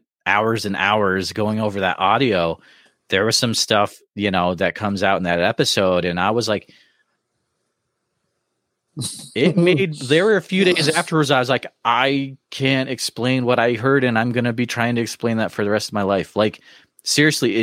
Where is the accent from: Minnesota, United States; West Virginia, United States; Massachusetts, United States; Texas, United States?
Massachusetts, United States; Western; I grew up in Western Mass